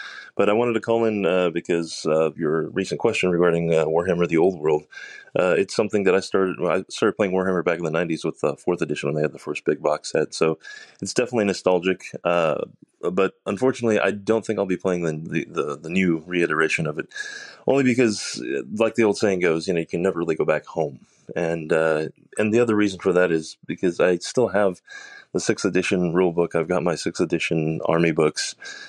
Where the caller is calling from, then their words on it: Austin, Texas, United States; I'm calling from Austin, Texas.